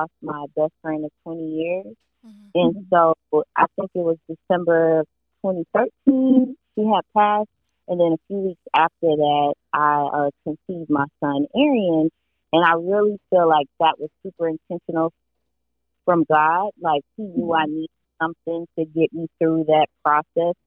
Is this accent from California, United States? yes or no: no; Miami-Dade County, Florida, United States; now in Jacksonville, United States; I am from Miami-Dade County. Always have to put that out there. But I currently live in Jacksonville, Florida